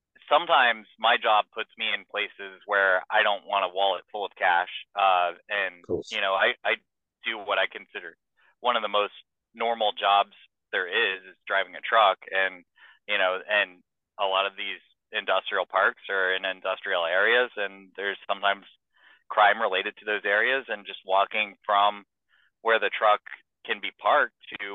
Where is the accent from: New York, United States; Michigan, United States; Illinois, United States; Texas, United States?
Texas, United States; Houston; moved away; my hometown of Houston